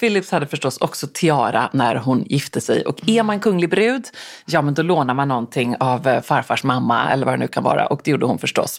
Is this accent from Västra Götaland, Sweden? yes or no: yes; Gothenburg, Västra Götaland, Sweden; som den göteborgare jag och min mamma är